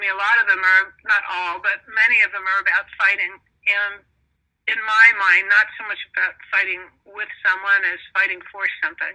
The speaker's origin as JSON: {"language": "English", "region": "New York", "country": "United States", "moved": "yes", "lives_now": "Los Angeles, United States", "said": "I'm from New York. I live in L.A."}